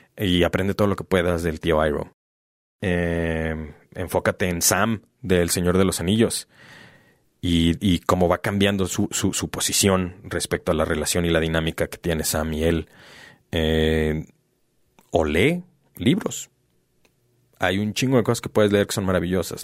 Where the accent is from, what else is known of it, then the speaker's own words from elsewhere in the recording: Mexico; ¿Qué chingado significa ser mexicano? Porque no soy español, pero tampoco soy indígena